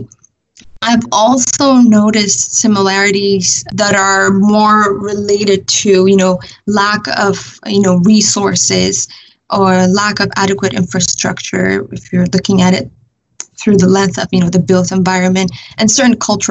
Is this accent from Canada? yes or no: no; Addis Ababa, Ethiopia; moved away as an adult; now in United States; I was born and raised in Addis, Ethiopia capital